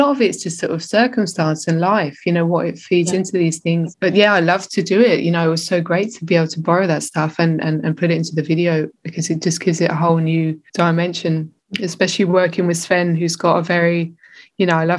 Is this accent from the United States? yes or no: no; England, United Kingdom; now in Berlin, Germany; growing up in England